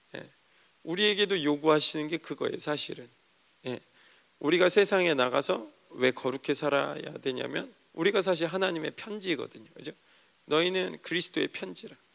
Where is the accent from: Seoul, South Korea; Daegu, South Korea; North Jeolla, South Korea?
Seoul, South Korea; 촌사람도 아닌데 서울 사람인데